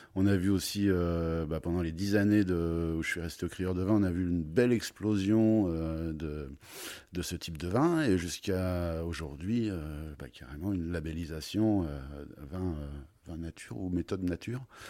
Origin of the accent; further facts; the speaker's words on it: Troyes, Grand Est, France; also born or lived in Beaujolais / United States / Paris; now in Avallon, France; Je suis originaire de Troyes